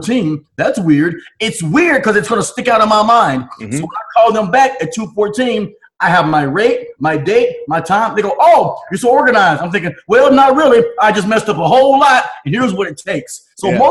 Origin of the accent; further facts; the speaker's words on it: Chattanooga, Tennessee, United States; I was born in Chattanooga, Tennessee, raised Southern